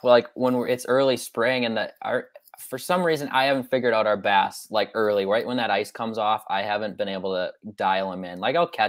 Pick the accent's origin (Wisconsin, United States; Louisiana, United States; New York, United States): Wisconsin, United States; Green Bay; So I grew up here in Green Bay, Wisconsin. Been fishing the bay since I've been really little.